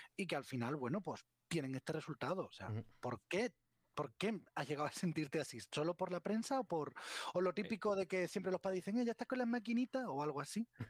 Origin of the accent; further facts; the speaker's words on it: Huelva, Andalusia, Spain; now in Barcelona, Spain; soy de Huelva y vivo en Barcelona